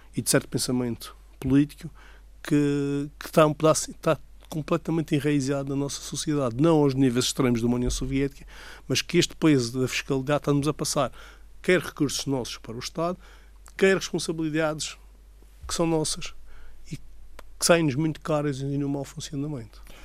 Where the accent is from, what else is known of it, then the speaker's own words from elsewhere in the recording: Madeira, Portugal; o ambiente da minha terra